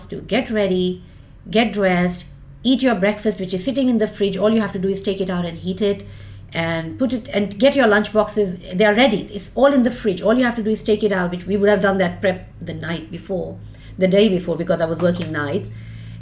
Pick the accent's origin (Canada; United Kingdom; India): India; moved away as an adult; now in Australia; I'm an immigrant. I immigrated from India. I've done my basic degree and I did my specialization in India. And then in 2004, I moved with the boys and I came to Australia